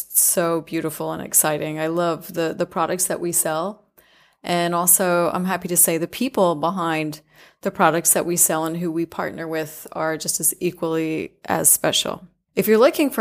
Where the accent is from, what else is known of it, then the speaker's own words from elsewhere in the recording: United States; moved away as an adult; also born or lived in Turkey; I'm American